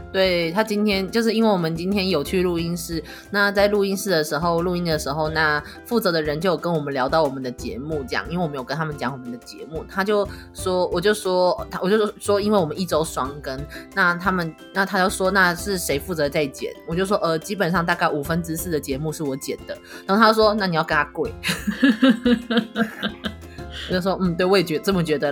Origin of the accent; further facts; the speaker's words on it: Taiwan; 以我们就是台湾人的感受来说